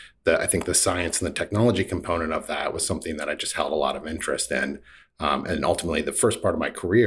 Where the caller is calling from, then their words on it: West Hartford, Connecticut, United States; In West Hartford, Connecticut.